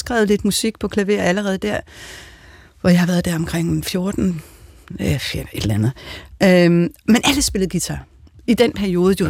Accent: Denmark; jeg er jo også en dansker

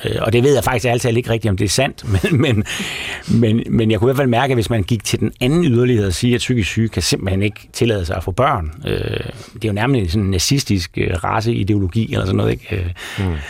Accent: Aarhus, Central Denmark Region, Denmark; jeg kommer fra Guldbjergvej, som er sådan en typisk lille parcelhuskvarter i, i Højbjerg, øh, syd for Aarhus

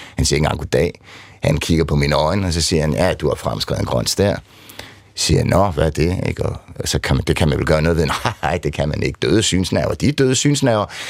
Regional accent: Nykøbing Falster, Zealand, Denmark; kommer jeg fra Nykøbing Falster

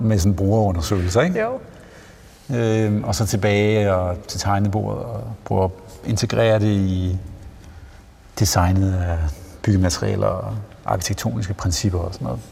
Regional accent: Jutland, Denmark; now in Copenhagen, Denmark; Jeg er selv jyde

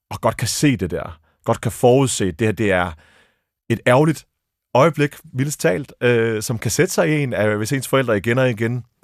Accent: Abu Dhabi, United Arab Emirates; born there; Jeg er født i Abu Dhabi.

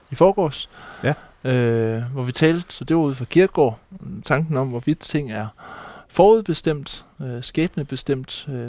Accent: Læsø, North Denmark Region, Denmark; born there; jeg er født på Læsø

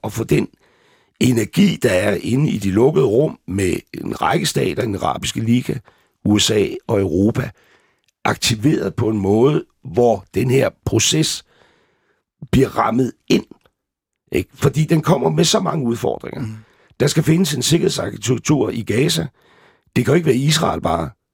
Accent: Gilleleje, Capital Region of Denmark, Denmark; jeg har levet min ungdom i Gilleleje

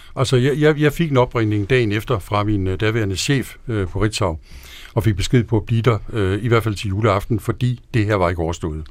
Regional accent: Denmark; also born or lived in Washington, D.C.; jeg er dansker

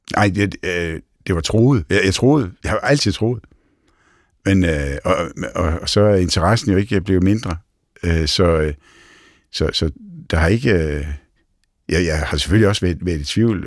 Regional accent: Næsby, Southern Denmark, Denmark; man kan høre, at jeg kommer fra Fyn, øh, fra Næsby

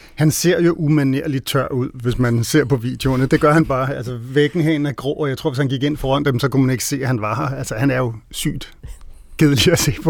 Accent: Denmark; vi som danskere

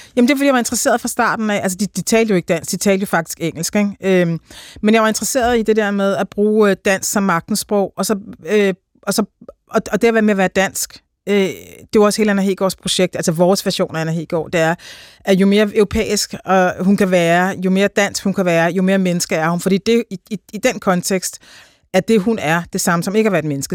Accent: Denmark; jeg, som dansker

